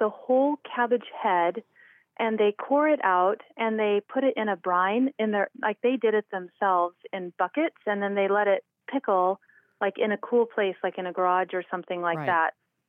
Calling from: Idaho, United States

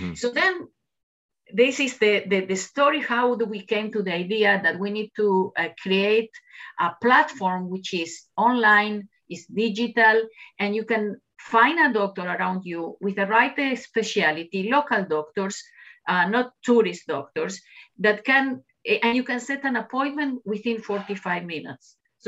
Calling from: Jerusalem District, Israel; Yes, I'm sitting in the Jerusalem hills, actually, where office is in the cultural environment, the settlement in the Jerusalem hills.

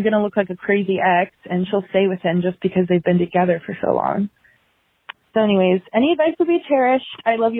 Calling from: Virginia, United States; Hi, Naomi and Angie. … I'm 24 from Virginia

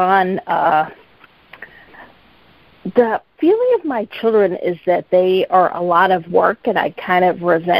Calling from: Boston, Massachusetts, United States; Hi, from Boston.

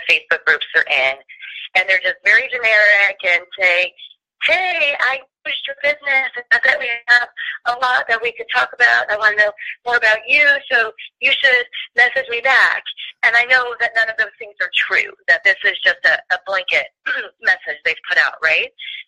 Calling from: Gainesville, Florida, United States; I'm calling from Gainesville, Florida.

